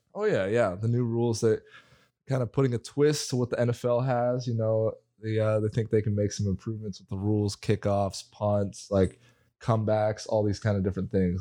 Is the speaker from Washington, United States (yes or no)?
yes; Spokane, Washington, United States; I am from Spokane, Washington